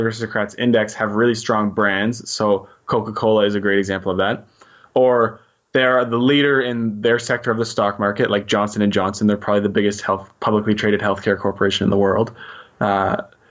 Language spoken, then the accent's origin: English; New Brunswick, Canada; I'm Canadian too. I was born and raised in New Brunswick, so give a shout out to the small giant on the East Coast